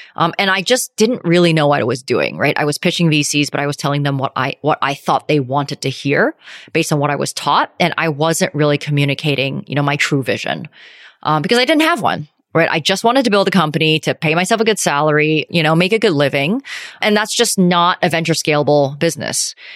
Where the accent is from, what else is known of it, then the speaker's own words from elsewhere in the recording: Calgary, Alberta, Canada; moved away as an adult; also born or lived in Vancouver / New York; I grew up in Calgary, went to University of Vancouver